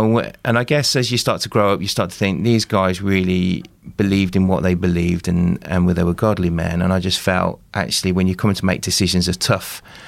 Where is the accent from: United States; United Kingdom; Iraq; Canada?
United Kingdom; Midlands; So I was brought up in the Midlands, my sort of dad left when I was about 3 years.